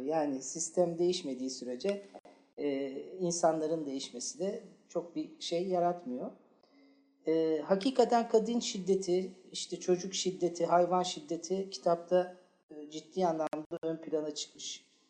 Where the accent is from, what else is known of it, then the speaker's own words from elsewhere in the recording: Istanbul, Turkey; Bir de ben Fatih Çarşambalıyım arkadaşlar. Çocukluğum Fatih Çarşamba'da geçti